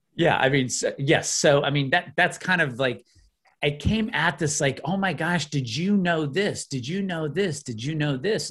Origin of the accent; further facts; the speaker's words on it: outside of Chicago, Illinois, United States; I grew up in the Midwest. I grew up in Illinois outside of Chicago